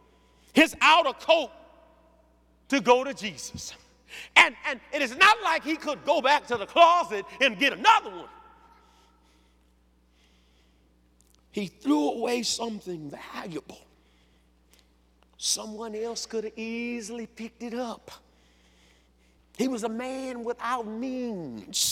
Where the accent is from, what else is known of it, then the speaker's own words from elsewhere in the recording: Louisiana, United States; I'm from Louisiana